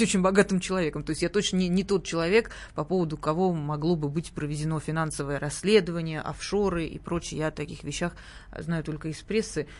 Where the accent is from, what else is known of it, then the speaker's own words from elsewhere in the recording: Sochi, Krasnodar Krai, Russia; moved away; у нас, эм, откуда я родом, э, на Кубани и в Сочи